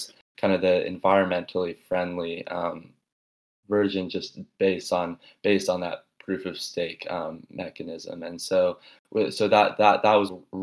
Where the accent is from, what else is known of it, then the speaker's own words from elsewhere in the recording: Los Angeles, California, United States; moved away as an adult; also born or lived in Tucson, Arizona; I'm from the Los Angeles area in general